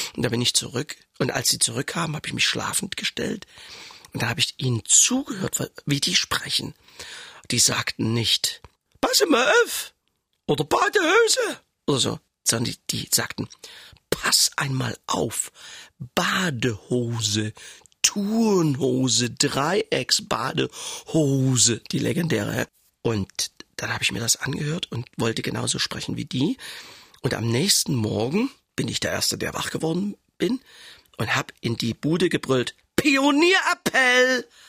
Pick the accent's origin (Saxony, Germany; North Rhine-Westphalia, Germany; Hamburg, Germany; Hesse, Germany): Saxony, Germany; Leipzig; accent: Saxon; da war ich wieder der Sachse